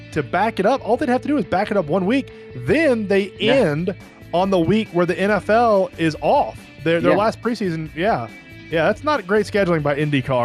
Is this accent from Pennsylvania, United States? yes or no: no; South Georgia, United States; I was born and raised in South Georgia. Like, I never lived in Ohio. I never lived in Texas.